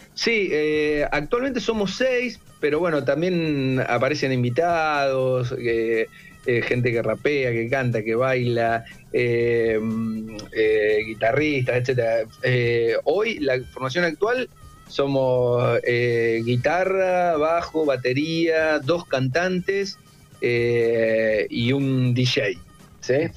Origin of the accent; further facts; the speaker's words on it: Olavarría, Buenos Aires Province, Argentina; also born or lived in Tandil; now in Buenos Aires, Argentina; mi hermano y yo somos de Olavarría